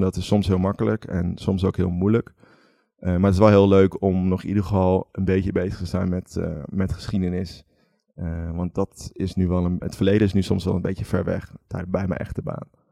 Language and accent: Dutch; Veluwe, Gelderland, Netherlands; moved away; also born or lived in Utrecht; ik kom van de Veluwe, uit een heel klein dorpje